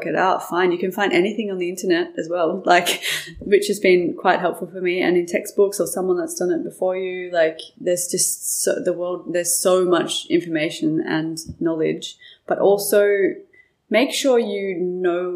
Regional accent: Byron Bay, New South Wales, Australia; moved away as an adult; growing up in Byron and having, a family that didn't have a lot

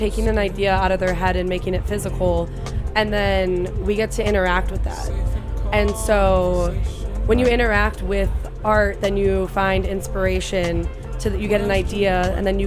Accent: Chicago, Illinois, United States; moved away as an adult; also born or lived in San Francisco Bay Area, United States; I am originally from Chicago, and okay. I'm actually back in Chicago now via the Bay

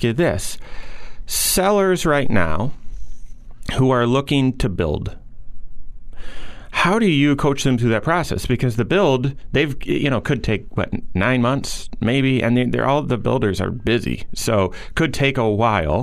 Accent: Grand Rapids, Michigan, United States; moved away as an adult; also born or lived in East Lansing, Michigan; now in South Bend, United States; I grew up, born and raised in Grand Rapids.

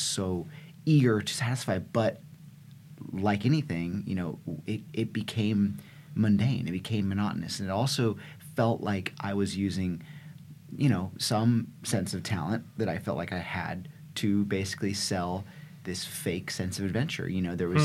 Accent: California, United States; I grew up in California

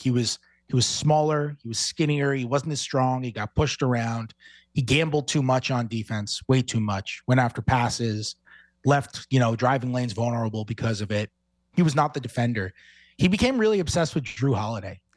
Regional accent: New York, United States; I'm from New York. It's just what I am

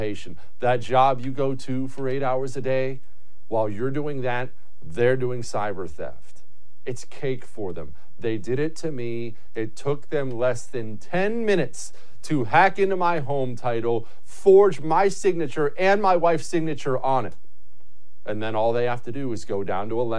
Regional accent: Montana, United States; now in Texas, United States; I grew up in Montana

